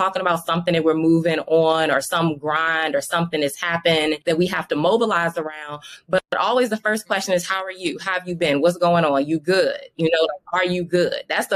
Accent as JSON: {"language": "English", "town": "Washington", "region": "District of Columbia", "country": "United States", "tie": "born or raised there", "also_born_or_lived": "Providence, Rhode Island", "said": "when I came back to DC, Chocolate City, my hometown"}